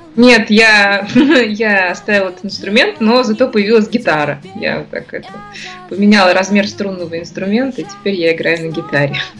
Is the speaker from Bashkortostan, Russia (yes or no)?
yes; Ufa, Bashkortostan, Russia; Я родилась в Уфе, здесь же я и живу, здесь моя такая база